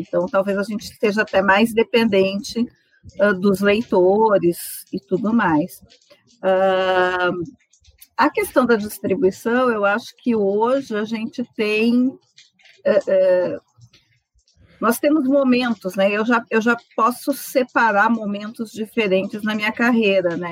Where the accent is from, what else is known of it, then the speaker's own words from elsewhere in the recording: Santa Maria, Rio Grande do Sul, Brazil; also born or lived in Rosário do Sul; eu vim para Santa Maria com seis anos, eu nasci em Rosário do Sul